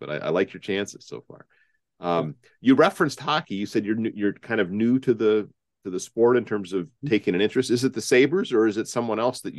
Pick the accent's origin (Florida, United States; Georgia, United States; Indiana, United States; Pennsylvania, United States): Indiana, United States; also born or lived in Ann Arbor, Michigan; now in Detroit, United States; I'm a kid from Indiana originally